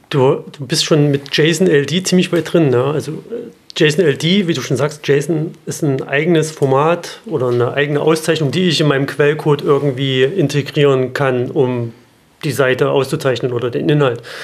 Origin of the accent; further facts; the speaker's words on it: Halle, Saxony-Anhalt, Germany; in Halle Saale, meiner Heimatstadt